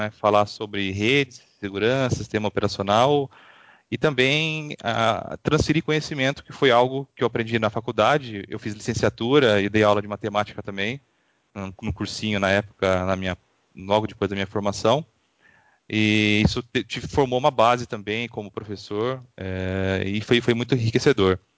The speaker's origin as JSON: {"language": "Portuguese", "town": "Avaré", "region": "São Paulo", "country": "Brazil", "tie": "born or raised there", "moved": "as an adult", "said": "Eu sou do interior de São Paulo, de uma cidade chamada Avaré, interior de São Paulo. É, morei lá até os 19 anos."}